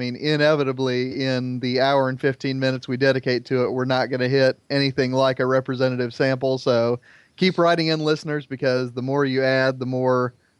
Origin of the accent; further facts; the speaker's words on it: Plainfield, Indiana, United States; it's set in my hometown of Plainfield, Indiana